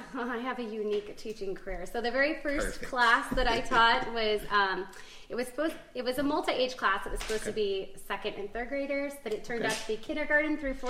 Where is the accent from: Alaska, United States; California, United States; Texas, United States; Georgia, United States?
Alaska, United States; Eagle River; also born or lived in Belleville, Illinois; I wasn't born in Alaska, but I came here when I was 2. So okay. I've been raised here.